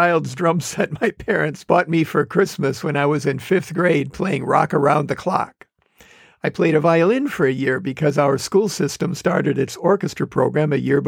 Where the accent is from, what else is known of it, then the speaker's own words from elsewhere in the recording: Manitowoc, Wisconsin, United States; my hometown, Manitowoc, Wisconsin